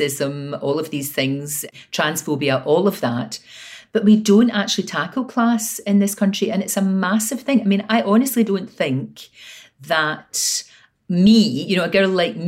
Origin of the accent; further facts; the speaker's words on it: Glasgow, Scotland, United Kingdom; also born or lived in East Kilbride; I was born in the Gorbals, as you said, and then we moved to Brickton in the east end of Glasgow